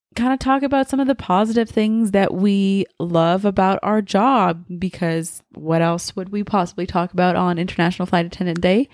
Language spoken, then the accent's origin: English; Montreal, Quebec, Canada; also born or lived in France / Germany / Mississauga; I'm from Montreal, so the East Coast of Canada